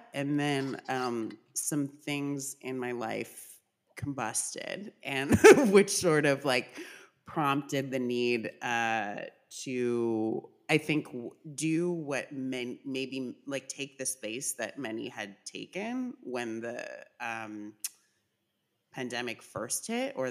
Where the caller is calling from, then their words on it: Philadelphia, Pennsylvania, United States; I'm calling in from Philadelphia, unceded land of the Lenape people.